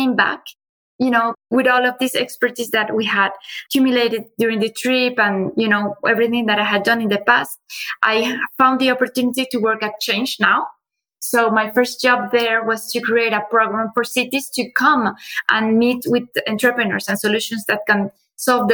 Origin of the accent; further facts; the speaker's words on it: Colombia; moved away as an adult; also born or lived in Finland / China; now in France; I grew up in Colombia.